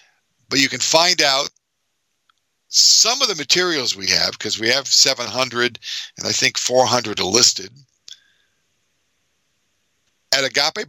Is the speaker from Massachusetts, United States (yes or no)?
yes; Massachusetts, United States; moved away; my hometown, New England, my home state, Massachusetts